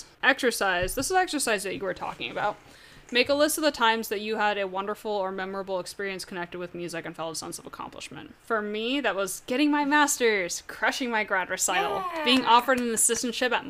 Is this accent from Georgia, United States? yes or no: yes; Georgia, United States; also born or lived in Vermont; I've lived in Georgia since I was almost six, and Georgia's my home